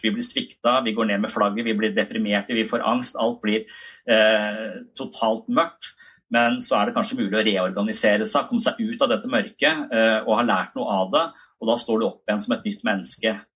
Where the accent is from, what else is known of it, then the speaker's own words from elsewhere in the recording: Tønsberg, Vestfold, Norway; now in Kristiansand, Norway; jeg er fra Tønsberg, og så flytta jeg til Kristiansand